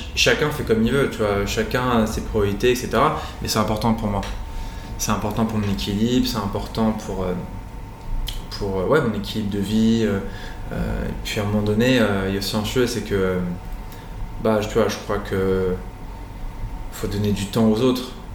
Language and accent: French; Nîmes, Occitania, France; also born or lived in Normandy / Brittany; now in Nice, France; Je suis né à Nîmes, dans le sud de la France